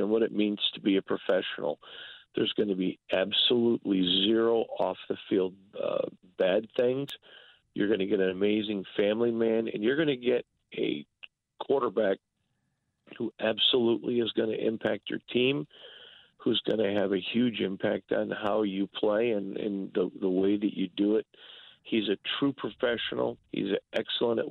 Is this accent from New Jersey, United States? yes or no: no; Michigan, United States; moved away as an adult; now in Las Vegas, United States; I'm from Michigan, from Michigan, so moved out here when the Raiders moved here